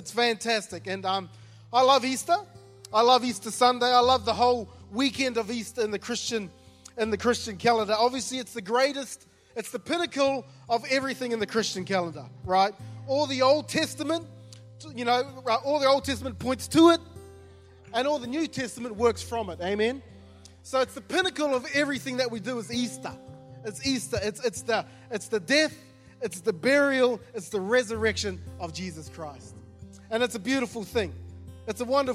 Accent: New Zealand; moved away; when I was growing up, I grew up in New Zealand.

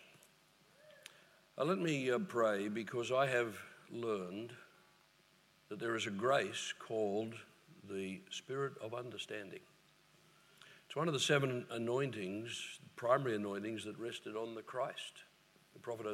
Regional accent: Queensland, Australia; we're from Queensland, sunny Queensland.

